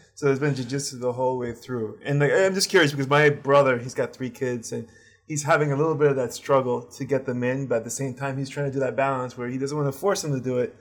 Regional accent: United States; I'm American myself

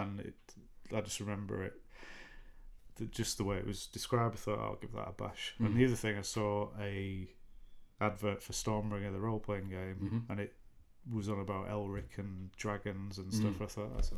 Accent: Yorkshire and the Humber, United Kingdom; we're from Yorkshire, so we only speak barely English

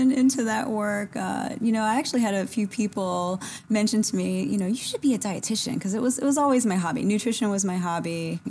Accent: South Louisiana, United States; moved away as an adult; So, I grew up in South Louisiana.

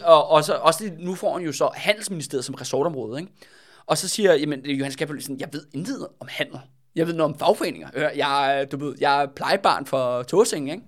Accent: Denmark; ude fra Alperslund, hvor jeg er fra

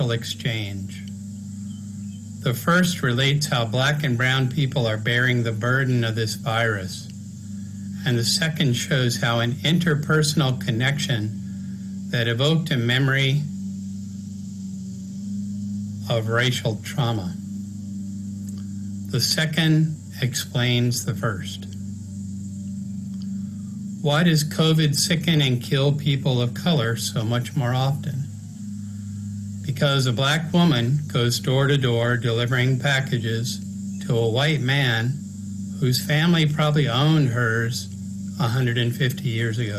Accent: Smithfield, Virginia, United States; moved away; where I grew up," which was over in Smithfield

